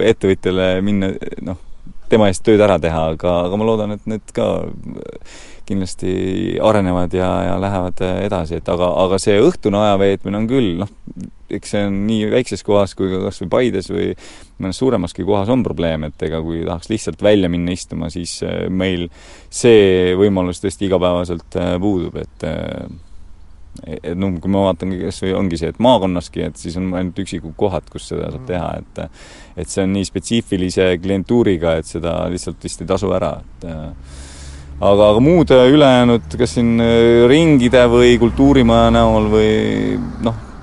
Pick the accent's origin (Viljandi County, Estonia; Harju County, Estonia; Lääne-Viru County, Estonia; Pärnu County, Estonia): Pärnu County, Estonia; Tori Parish; now in Järva-Jaani, Estonia; tegelikult ma olen Pärnumailt eh, pärit ja ja Tori vallast